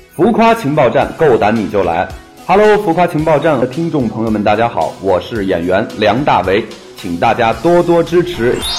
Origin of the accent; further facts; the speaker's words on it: Hohhot, Inner Mongolia, China; moved away; 我最近开了一个在，在我老家那边嗯。呼和浩特开了一个酒吧嗯。叫中华大酒楼